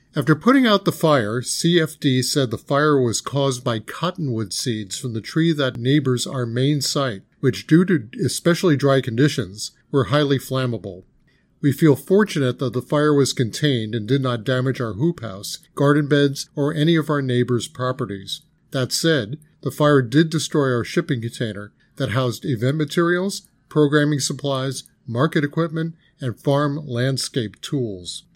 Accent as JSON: {"language": "English", "town": "New York City", "region": "New York", "country": "United States", "tie": "born or raised there", "moved": "yes", "said": "I grew up in and around New York City"}